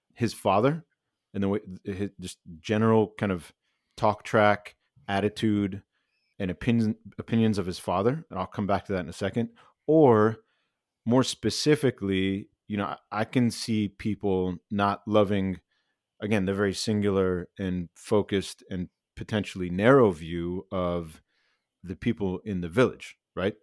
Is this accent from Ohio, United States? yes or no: yes; small town outside Cleveland, Ohio, United States; moved away as an adult; now in California, United States; I grew up in Ohio in a small town outside of Cleveland